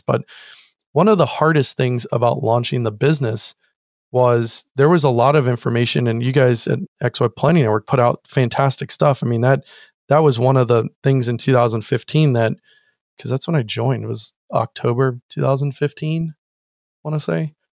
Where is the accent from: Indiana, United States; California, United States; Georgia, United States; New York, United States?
California, United States; Orange County; also born or lived in San Diego / Kansas; I moved to Orange County, uh, which is actually where I grew up